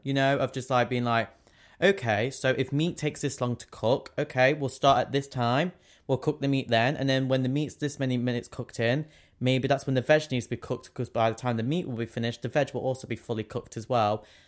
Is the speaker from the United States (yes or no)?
no; England, United Kingdom; we're English